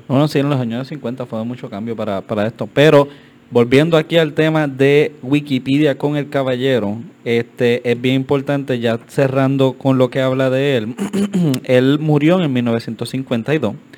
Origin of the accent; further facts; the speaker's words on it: Carolina, Puerto Rico; soy pues, de Carolina y siempre vemos la estatua